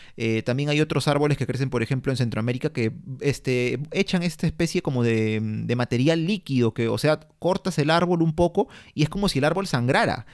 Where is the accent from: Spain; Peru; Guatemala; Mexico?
Peru; todos somos peruanos, vivimos en la costa, en la sierra, en la selva